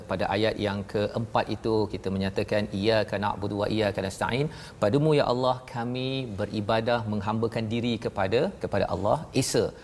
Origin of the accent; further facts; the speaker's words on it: Perak, Malaysia; Saya orang Perak.